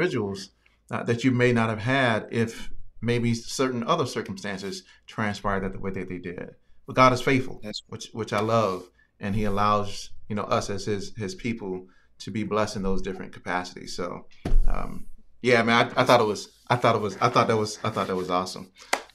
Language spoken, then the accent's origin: English; Virginia, United States; I'm from Virginia